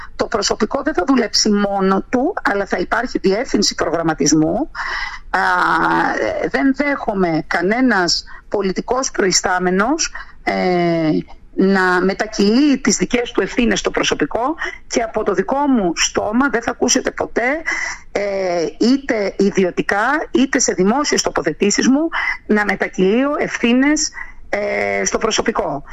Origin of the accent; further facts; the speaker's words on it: Kontias?, North Aegean, Greece; είναι το χωριό μου, είναι η πατρίδα μου, ε, εκεί ζω